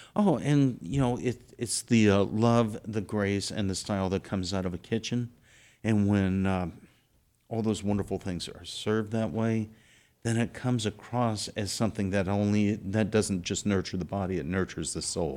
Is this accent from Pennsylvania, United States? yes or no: no; South Texas, United States; I'm from South Texas